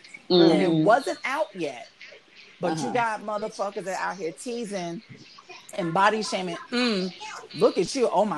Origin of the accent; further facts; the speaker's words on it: New York, United States; moved away; also born or lived in North Carolina; I was raised in New York, but then I left for North Carolina. When I was up here, I grew up with Chinese, white, Black. I was mostly around Asians